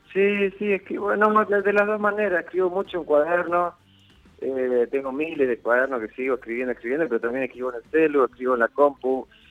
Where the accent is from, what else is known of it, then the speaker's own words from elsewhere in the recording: Concordia, Entre Ríos, Argentina; moved away; also born or lived in Rosario; nací en Rosario, pero me crié, tuve toda mi infancia y mi adolescencia en, Concordia.